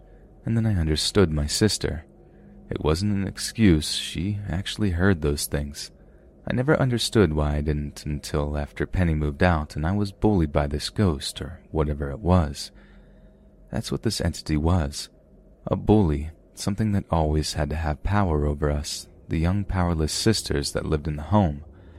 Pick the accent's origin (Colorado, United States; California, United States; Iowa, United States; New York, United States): New York, United States; This was a time when I was growing up in New York.